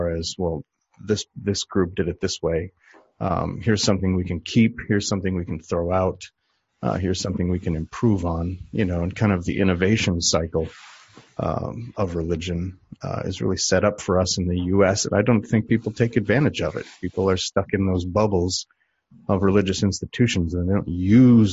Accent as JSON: {"language": "English", "town": "Medford", "region": "Wisconsin", "country": "United States", "tie": "born or raised there", "said": "I was raised in a small UCC, Congregationalist Church in Medford, Wisconsin"}